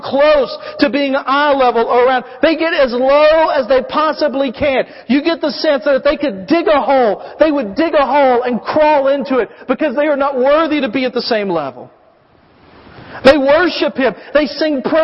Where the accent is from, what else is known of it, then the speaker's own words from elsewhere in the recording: United States; we, as American Christians